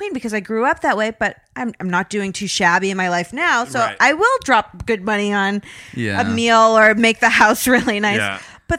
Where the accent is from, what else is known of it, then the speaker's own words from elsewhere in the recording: Zimbabwe; In Egypt, they gave me ice. I grew up in Rhodesia.